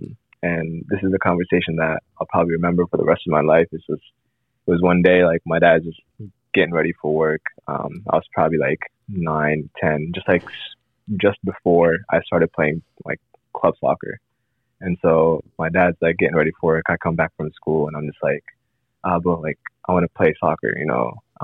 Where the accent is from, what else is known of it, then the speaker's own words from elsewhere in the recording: Columbus, Ohio, United States; I grew up in Columbus, Ohio.